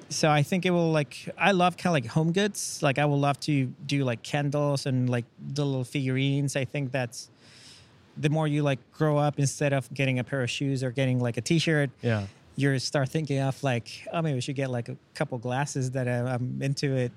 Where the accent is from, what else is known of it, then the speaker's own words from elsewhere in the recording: Chile; English is a second language; now in United States; I'm original from Chile. I moved to the States uh, about nine years ago